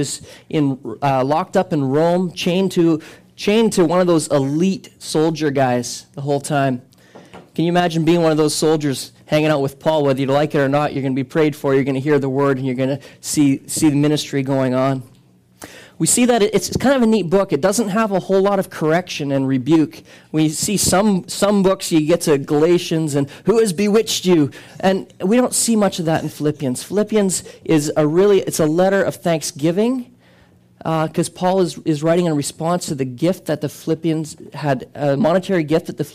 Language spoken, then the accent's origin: English; Canada; we are not Canadian citizens first